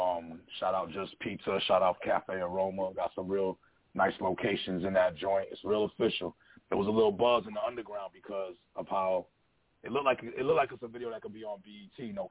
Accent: Buffalo, New York, United States; Yeah, I'm from Buffalo, New York. I'm calling from the east side of Buffalo, New York.

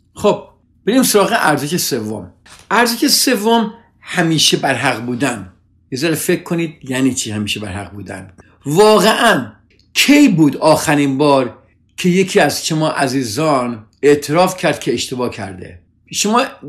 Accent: Iran; now in United States; ما همه ایرانی هستیم

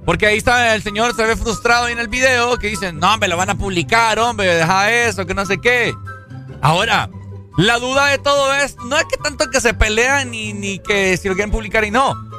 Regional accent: Honduras; como hondureño

